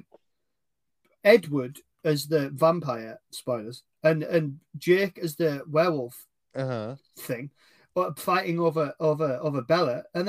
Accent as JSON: {"language": "English", "region": "England", "country": "United Kingdom", "said": "I'm English"}